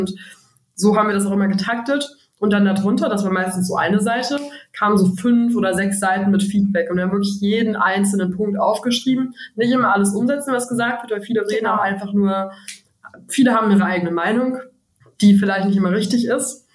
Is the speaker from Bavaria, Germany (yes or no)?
no; Frechen, North Rhine-Westphalia, Germany; Bertha und ich haben uns in der fünften Klasse kennengelernt, auf dem Gymnasium in Frechen